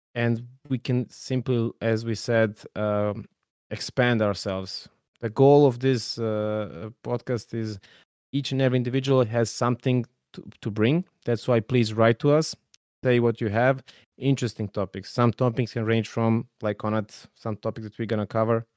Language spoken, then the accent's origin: English; Serbia; I'm coming from Serbia